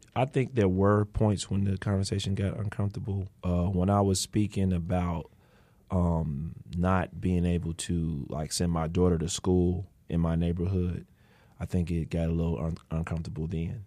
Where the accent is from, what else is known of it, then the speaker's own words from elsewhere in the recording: Chicago, Illinois, United States; I grew up in Austin